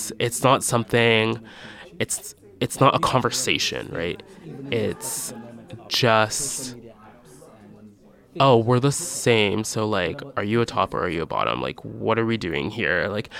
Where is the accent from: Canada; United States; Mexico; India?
Canada; also born or lived in Barbados; So I would spend my summers in Barbados growing up. And as I got older, there was me being the Canadian visiting